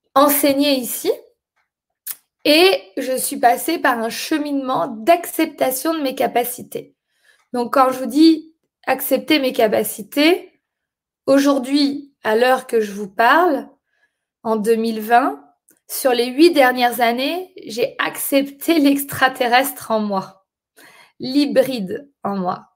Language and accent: French; France; moved away as an adult; also born or lived in London; je suis née en France et j'ai grandi en France, je suis française